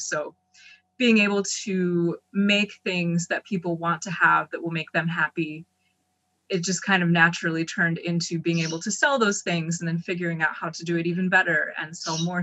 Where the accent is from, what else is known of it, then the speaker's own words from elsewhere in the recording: Ellicott City, Maryland, United States; I grew up in Ellicott City and then went to MICA.